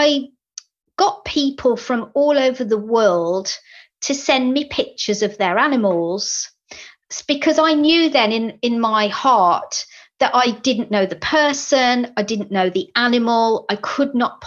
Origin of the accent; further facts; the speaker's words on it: Birmingham, West Midlands, United Kingdom; accent: Brummie; my Brummie accent